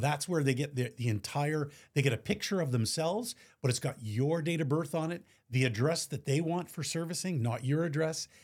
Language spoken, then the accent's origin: English; Montreal, Quebec, Canada; born and raised in Montreal